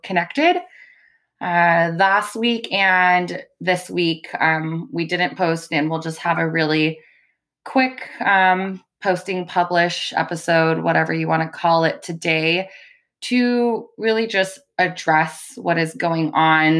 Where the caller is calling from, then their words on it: California, United States; calling from California